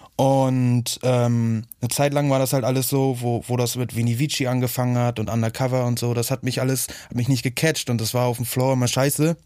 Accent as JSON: {"language": "German", "town": "Hagenow", "region": "Mecklenburg-Vorpommern", "country": "Germany", "moved": "yes", "said": "ursprünglich komme ich eigentlich aus Hagenow, so, das ist halt in Mecklenburg-Vorpommern"}